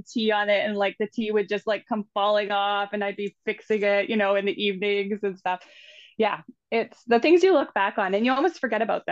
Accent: Canada; growing up in the Valley

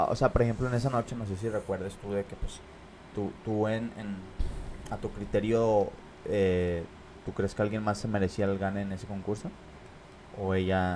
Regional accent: Monterrey, Nuevo León, Mexico; yo crecí ya para, para el sur de Monterrey

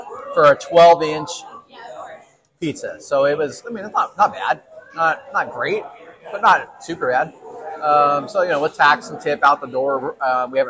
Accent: West Coast, United States; I grew up on the West Coast

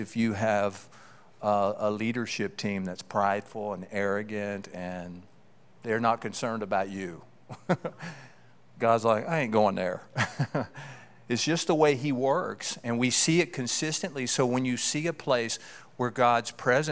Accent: Keithville, Louisiana, United States; I grew up in Louisiana, a small town, a sprawling metropolis of Keithville, Louisiana

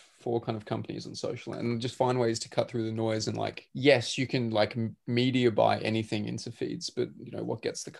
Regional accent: Australia; being Australian, I'm very used to driving very long distances

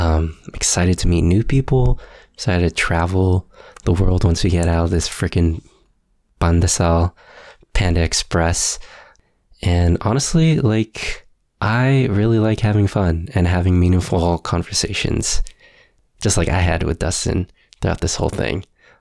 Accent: Philippines; I am single. I am Filipino.

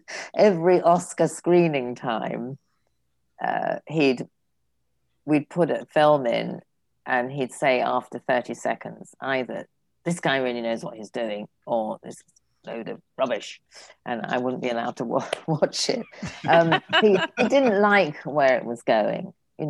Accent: England, United Kingdom; now in California, United States; John used to say I was born a Frenchman, but I had the misfortune to be brought up as an Englishman. And I say I was born a Californian, but I didn't know till I got here.

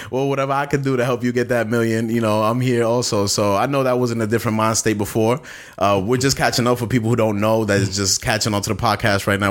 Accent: New York City, New York, United States; I'm from Bastow, Brooklyn

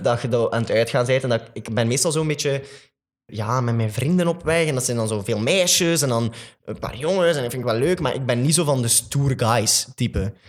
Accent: Flanders, Belgium; een van de grotere musicalartiesten bij ons in Vlaanderen

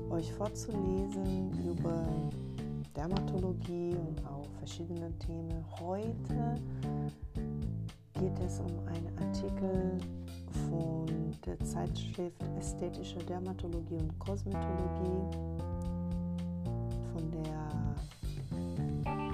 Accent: Brazil; born there; German is a second language; ich komme selber gebürtig aus Brasilien, deswegen ist auch

